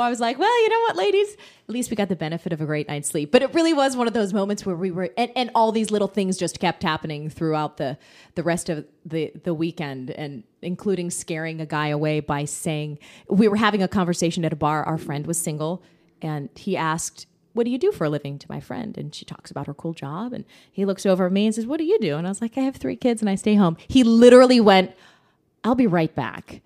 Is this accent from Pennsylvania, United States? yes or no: yes; Pittsburgh, Pennsylvania, United States; moved away as an adult; now in Orlando, United States; I'm from Pittsburgh, went to school there, went to Carnegie Mellon, worked there for six years